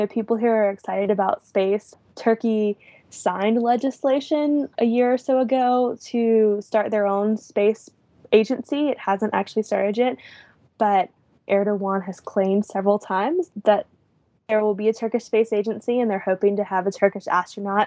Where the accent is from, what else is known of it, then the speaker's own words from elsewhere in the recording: United States; as an American